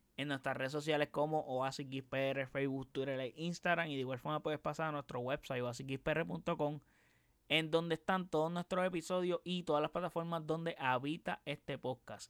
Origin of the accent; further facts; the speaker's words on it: Puerto Rico; Yo no soy argentino, soy puertorriqueño